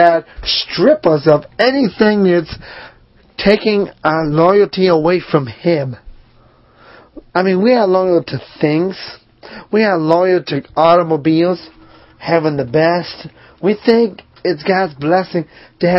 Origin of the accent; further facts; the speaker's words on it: Northeast, United States; now in Charlotte, United States; I grew up in the Northeast in a small town, Milltown